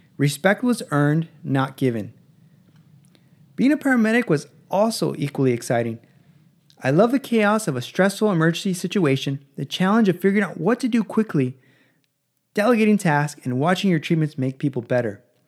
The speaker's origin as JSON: {"language": "English", "town": "Los Angeles", "region": "California", "country": "United States", "tie": "born or raised there", "also_born_or_lived": "San Diego / Palm Springs", "said": "I was born in Los Angeles"}